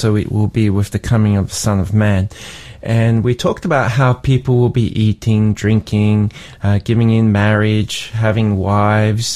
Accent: Sydney, New South Wales, Australia; as a kid growing up in Sydney

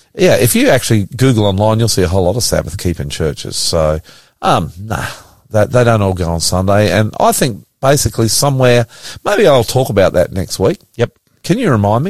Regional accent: Australia; I'm an Australian

